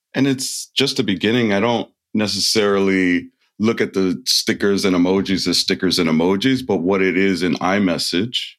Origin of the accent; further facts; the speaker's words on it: United States; it was news to me being an American